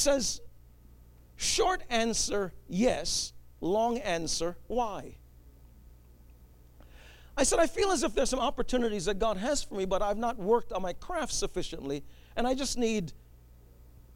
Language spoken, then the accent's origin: English; New York City, New York, United States; I grew up in New York City